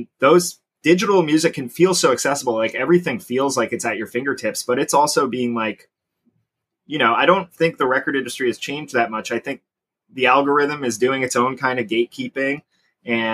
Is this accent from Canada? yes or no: yes; Sarnia, Ontario, Canada; also born or lived in Corunna, Ontario; I grew up in Sarnia